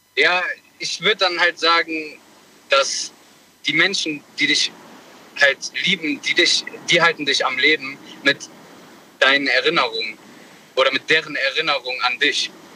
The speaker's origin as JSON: {"language": "German", "town": "Bonn", "region": "North Rhine-Westphalia", "country": "Germany"}